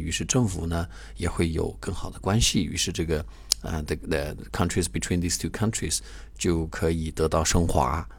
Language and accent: Chinese; China; 我们中国人